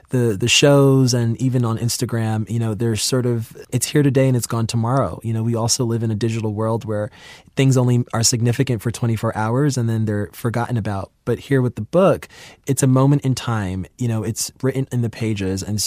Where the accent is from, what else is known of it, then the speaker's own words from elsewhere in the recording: New York City, New York, United States; I'm from New York City and I grew up in Queens